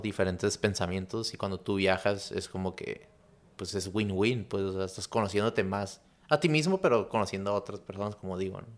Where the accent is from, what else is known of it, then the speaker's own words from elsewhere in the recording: Chula Vista, California, United States; me fui a, a, Chulavista en cuarto de primaria